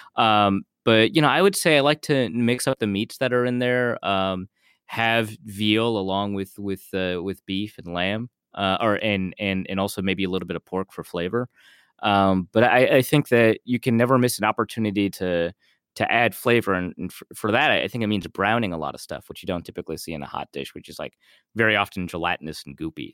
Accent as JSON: {"language": "English", "town": "Grand Forks", "region": "North Dakota", "country": "United States", "tie": "born or raised there", "said": "I grew up in Grand Forks, North Dakota"}